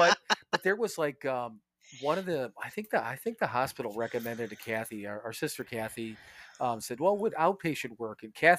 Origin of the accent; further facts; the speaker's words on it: Ohio, United States; born there; also born or lived in Wisconsin; I was born in Ohio, but I spent the majority of my, you know, my time and my adulthood in Wisconsin.